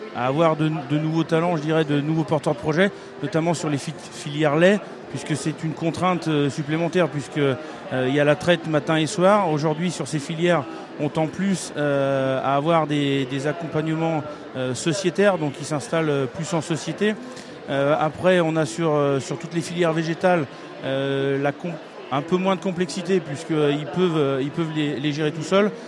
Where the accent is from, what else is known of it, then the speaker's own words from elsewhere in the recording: Auvergne-Rhône-Alpes, France; je viens d'Auvergne-Rhône-Alpes